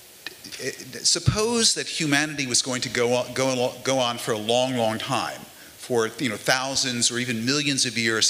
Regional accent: New York, United States; Lewis and I are from New York, why do we happen to live in New York?

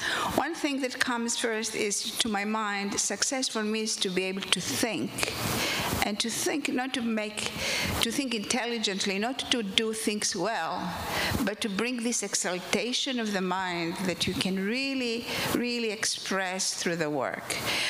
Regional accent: Athens, Attica, Greece; moved away as an adult; now in New York, United States; As I grew up in Athens, in Greece

